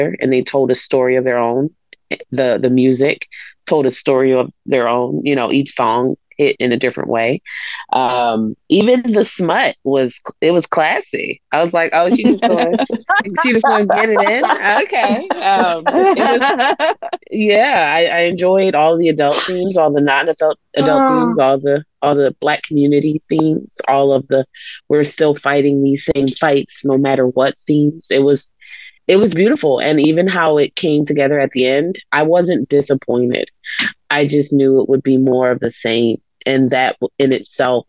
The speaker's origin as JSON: {"language": "English", "town": "Philadelphia", "region": "Pennsylvania", "country": "United States", "tie": "born or raised there", "said": "I grew up in Philadelphia"}